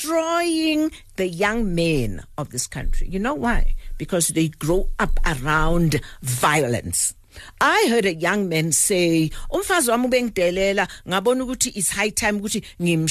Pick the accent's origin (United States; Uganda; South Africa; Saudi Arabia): South Africa; I was born in Madubulaville, as it was known then. A very mixed, a very nice small township